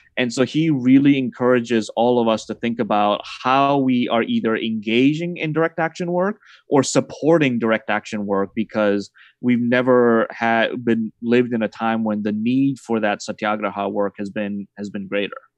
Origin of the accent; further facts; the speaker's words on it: Massachusetts, United States; I was raised in Massachusetts as a Celtics fan